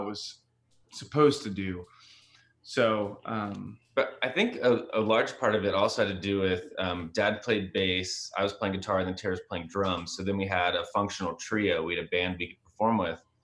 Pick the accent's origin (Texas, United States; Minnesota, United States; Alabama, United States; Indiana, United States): Texas, United States; I grew up in Texas